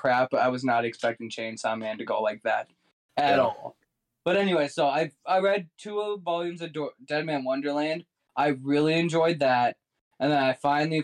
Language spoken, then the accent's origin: English; United States; As an American